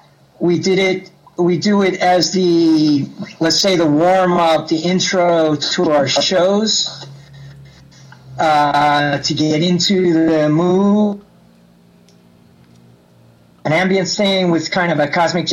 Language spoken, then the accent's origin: English; New York, United States; moved away as an adult; now in Barcelona, Spain; I've been living in Barcelona for 25 years. I'm from New York.